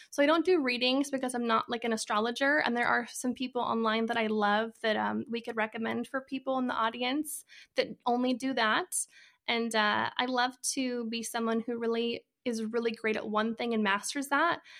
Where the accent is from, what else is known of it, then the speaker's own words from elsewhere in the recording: Idaho, United States; moved away as an adult; now in Arizona, United States; I am originally from Idaho, and, uh, I actually moved to Arizona about a year ago